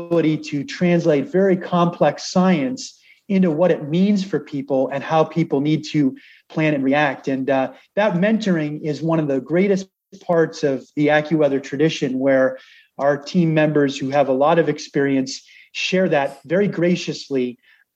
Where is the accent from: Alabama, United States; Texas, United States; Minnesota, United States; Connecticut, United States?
Connecticut, United States; moved away; I'm from Connecticut. I have a lot of family in southern New England